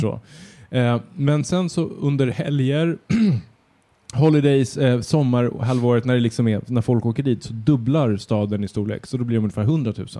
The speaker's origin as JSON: {"language": "Swedish", "town": "Södertälje", "region": "Stockholm County", "country": "Sweden", "tie": "born or raised there", "said": "När jag växte upp i Södertälje"}